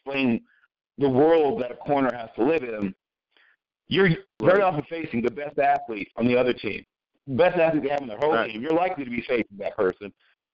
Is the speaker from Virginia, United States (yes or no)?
yes; Tidewater, Virginia, United States; I grew up in Tidewater, Virginia